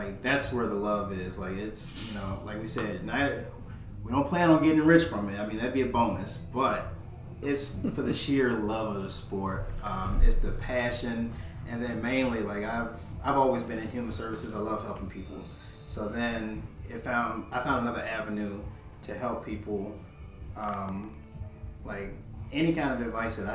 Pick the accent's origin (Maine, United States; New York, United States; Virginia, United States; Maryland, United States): Virginia, United States; Richmond; I'm the owner and founder of Silverback Strong. I'm from Richmond, Virginia, born and raised.